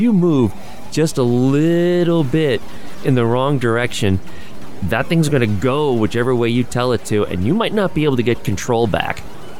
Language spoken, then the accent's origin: English; United States; I mean, I'm an American.